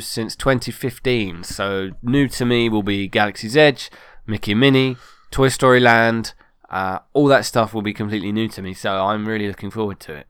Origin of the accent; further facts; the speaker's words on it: United Kingdom; I am British